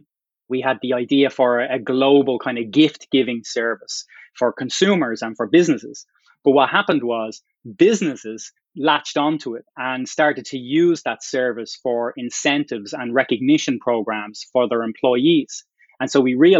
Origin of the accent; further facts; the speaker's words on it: Dublin, Leinster, Ireland; moved away as an adult; also born or lived in Boston area, United States; now in Boston, United States; I grew up in Dublin, came from pretty humble area of Dublin